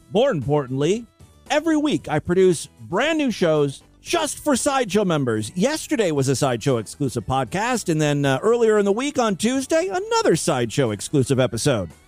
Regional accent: California, United States; I grew up in California

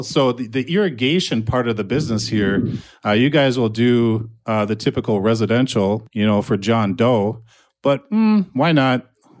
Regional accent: Buffalo, Minnesota, United States; I'm from Buffalo

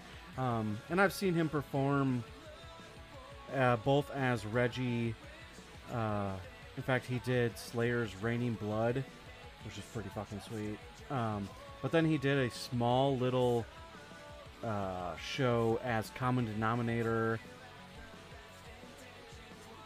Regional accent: Wisconsin, United States; moved away; also born or lived in Minneapolis, Minnesota; where I grew up in Wisconsin, Faygo wasn't a thing

